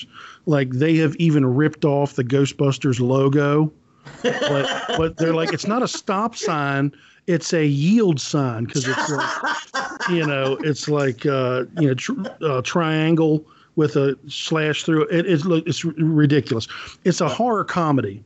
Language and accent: English; United States; me as American